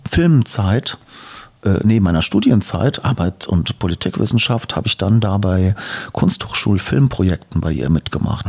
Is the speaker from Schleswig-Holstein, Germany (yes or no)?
no; East Hesse, Germany; also born or lived in Darmstadt; geboren bin ich in Darmstadt. Mhm in Heine sozusagen. Dann bin ich in Osthessen aufgewachsen. In der Nähe zu, zwischen Fulda, Schlüchtern, mein Kinzigkreis